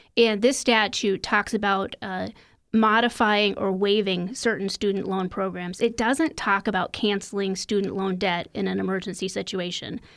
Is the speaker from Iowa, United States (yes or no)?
yes; Iowa, United States; My home state of Iowa